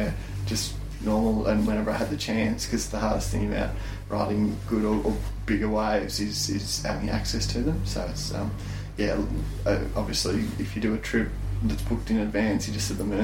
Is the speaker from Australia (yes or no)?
yes; Phillip Island, Victoria, Australia; I'm born and bred on Phillip Island